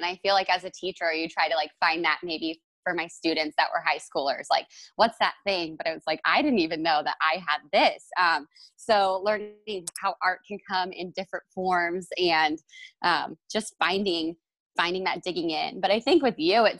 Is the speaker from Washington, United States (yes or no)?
no; Northern California, United States; now in Kansas City, United States; I'm actually from Northern California